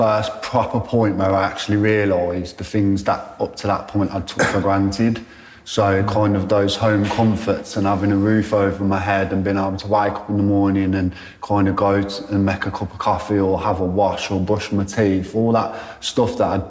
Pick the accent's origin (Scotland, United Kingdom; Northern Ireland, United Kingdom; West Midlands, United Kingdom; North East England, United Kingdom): West Midlands, United Kingdom; Birmingham; also born or lived in London / Manchester / Shrewsbury / Ludlow; So I spent the majority of my childhood living in Birmingham. But because I grew up in care, I got moved around quite a lot as well. So I lived in London, Manchester, Shrewsbury, Ludlow, Sweden, Germany.